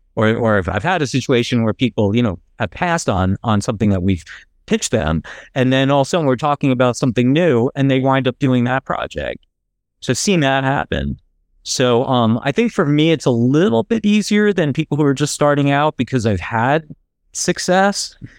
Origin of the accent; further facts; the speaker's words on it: New Jersey, United States; moved away; I grew up in New Jersey